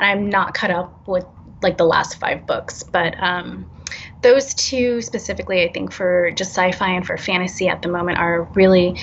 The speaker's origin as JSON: {"language": "English", "area": "San Francisco Bay Area", "region": "California", "country": "United States", "tie": "born or raised there", "said": "growing up in the San Francisco Bay Area"}